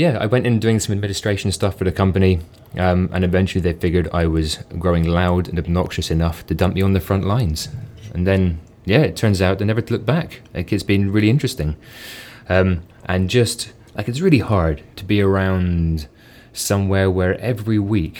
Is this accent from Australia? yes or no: no; London, United Kingdom; moved away as an adult; now in Edinburgh, United Kingdom; I grew up in London, moved to Edinburgh for university and stayed there